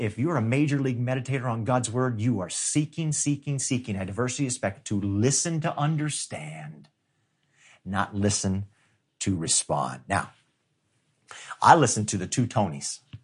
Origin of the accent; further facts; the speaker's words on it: United States; I'm a Western Christian, because I was born and raised in the United States of America